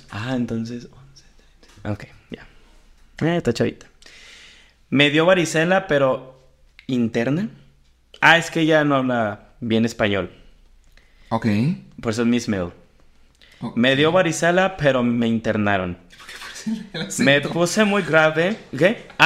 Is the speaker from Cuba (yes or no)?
no; Jalisco, Mexico